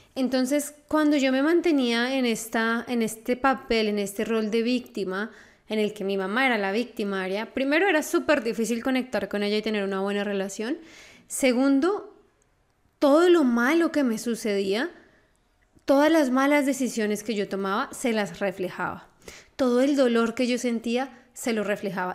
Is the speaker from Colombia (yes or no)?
yes; Colombia; yo soy colombiana